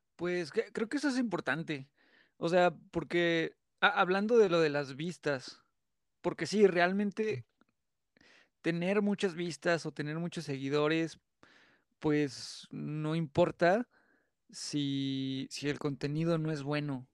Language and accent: Spanish; San Luis Potosí, Mexico; yo soy de San Luis Potosí